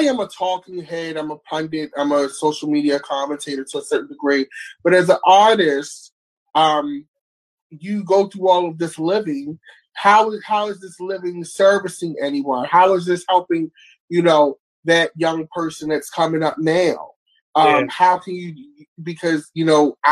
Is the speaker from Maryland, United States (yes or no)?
yes; Baltimore, Maryland, United States; growing up in Baltimore